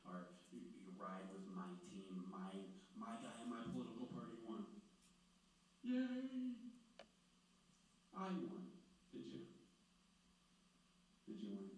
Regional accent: Clearwater, Florida, United States; I grew up in Clearwater outside of Tampa

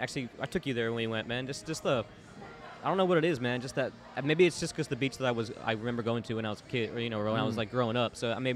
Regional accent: Orlando, Florida, United States; I grew up in Orlando.

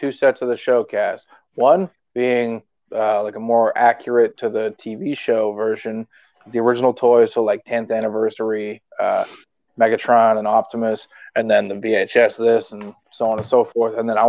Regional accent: Canada; I'm Canadian.

